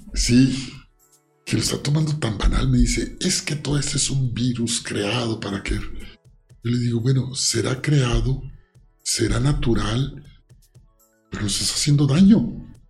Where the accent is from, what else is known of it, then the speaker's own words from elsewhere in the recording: Mexico; como soy mexicano